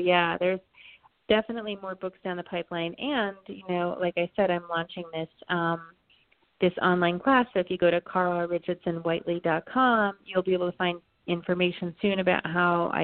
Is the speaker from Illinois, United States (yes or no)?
no; Vermont, United States; also born or lived in Canada; I grew up in Vermont, so there's something very symbolic about going through the mountains of my childhood and ending up in Canada, where I was born in Canada